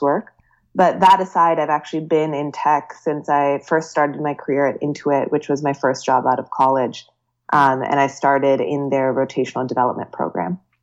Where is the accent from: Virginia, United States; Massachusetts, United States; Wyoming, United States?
Virginia, United States; moved away as an adult; also born or lived in Bay Area, California; I grew up in Virginia